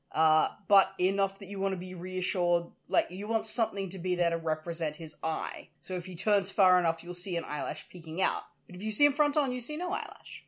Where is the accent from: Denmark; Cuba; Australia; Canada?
Australia; we're Australian